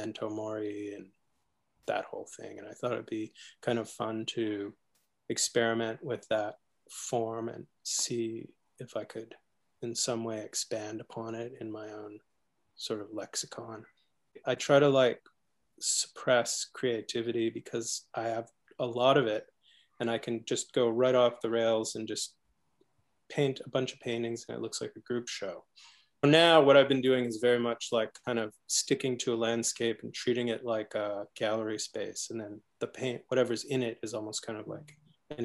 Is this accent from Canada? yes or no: yes; Victoria, British Columbia, Canada; also born or lived in Cleveland, Ohio / New York; I was born in Cleveland, Ohio, but I was brought here by my parents and raised in Western Canada on Vancouver Island.